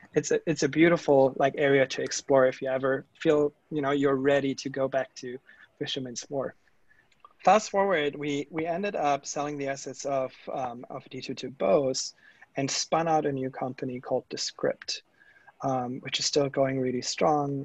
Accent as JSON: {"language": "English", "country": "Germany", "tie": "born or raised there", "accent": "German", "second_language": "English", "moved": "yes", "said": "you guys might hear from my accent and you know giving it all away like uh, i am that german engineer that I grew up in germany in small town"}